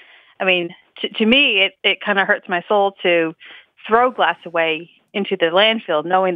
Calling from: Gloucester, Virginia, United States; Gloucester, Virginia.

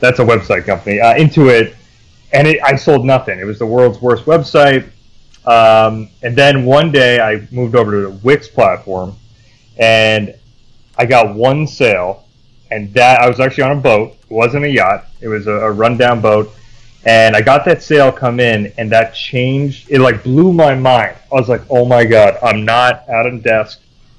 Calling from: Vermont, United States; Beautiful Vermont, where there isn't many golf courses and it's mostly winter.

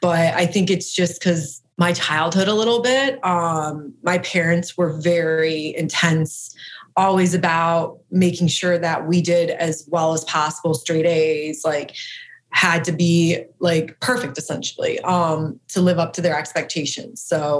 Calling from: Columbus, Ohio, United States; I'm in Columbus, Ohio.

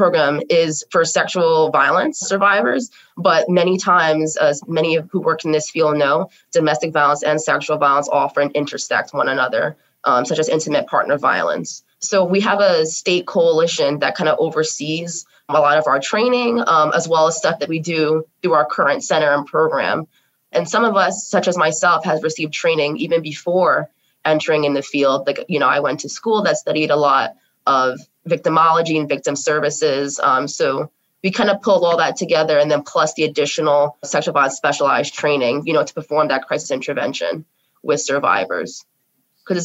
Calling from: Bloomfield, New Jersey, United States; My pronouns are she, her, hers, and I am coming from Bloomfield, New Jersey.

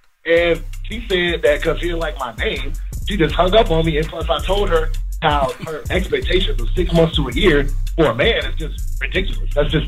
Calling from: Chicago, Illinois, United States; I'm calling from Chicago, Miss Pat. … I'm an actor as well.

